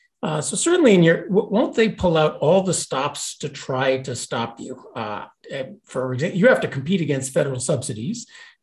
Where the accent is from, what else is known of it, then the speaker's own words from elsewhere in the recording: Chicago, Illinois, United States; And Glenn and I grew up in the Chicago of the 1970s, where store after store was boarded up.